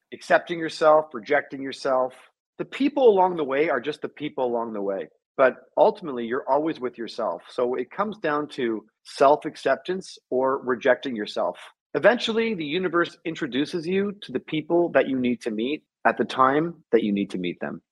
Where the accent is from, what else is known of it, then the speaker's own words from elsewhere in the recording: Toronto, Ontario, Canada; moved away; also born or lived in New York; I was raised in Toronto.